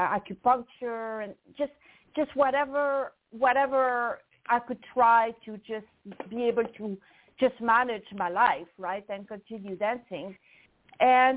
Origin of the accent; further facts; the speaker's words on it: French part of Switzerland, Romandy, Switzerland; English is a second language; moved away; So I'm from actually the French part of Switzerland, and I grew up on a farm